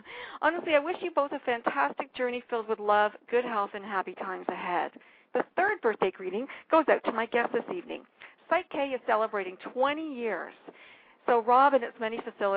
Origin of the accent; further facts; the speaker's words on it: Canada; as a Canadian